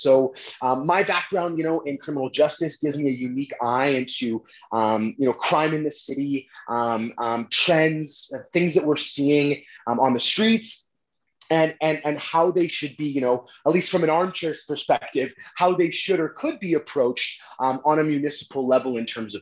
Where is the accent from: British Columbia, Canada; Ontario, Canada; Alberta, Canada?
Alberta, Canada; Calgary; I'm, you know, born and raised in Calgary